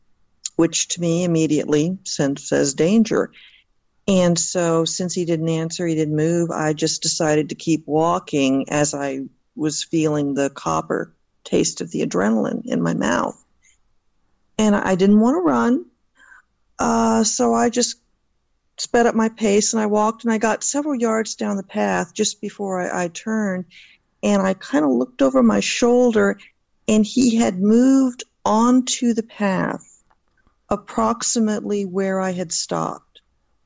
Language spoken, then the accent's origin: English; Southern California, United States; moved away as an adult; also born or lived in Jacksonville, Florida / Sanford, Florida / Alexandria, Virginia; now in Northern Virginia, United States; I was raised in Southern California